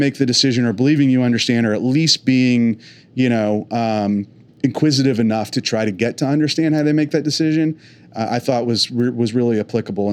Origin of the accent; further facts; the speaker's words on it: East Bay outside of Oakland, California, United States; now in Oklahoma, United States; I'm not originally from here. I grew up in the East Bay outside of Oakland